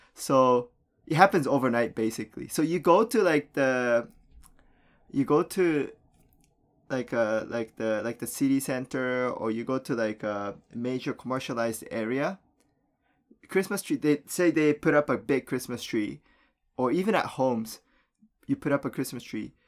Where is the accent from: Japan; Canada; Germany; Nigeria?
Japan; moved away; when I was a kid growing up in Japan